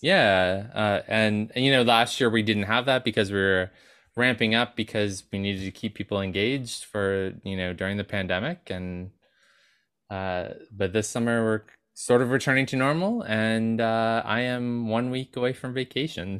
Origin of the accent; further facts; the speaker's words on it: New York, United States; We're from New York, so we're used to eating out